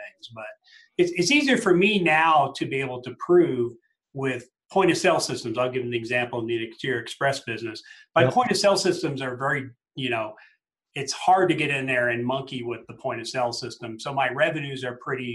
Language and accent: English; Colorado Springs, Colorado, United States; here in my hometown of Colorado Springs